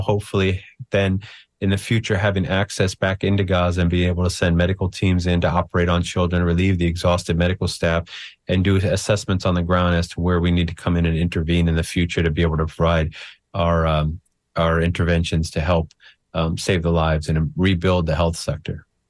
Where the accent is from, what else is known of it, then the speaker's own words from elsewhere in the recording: United States; I'm an American